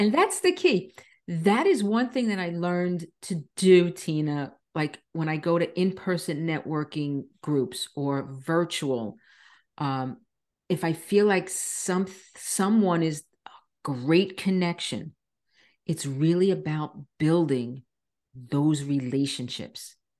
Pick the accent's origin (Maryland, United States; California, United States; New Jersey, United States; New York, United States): New York, United States; Long Island; moved away as an adult; now in Florida, United States; I was born and raised on Long Island, New York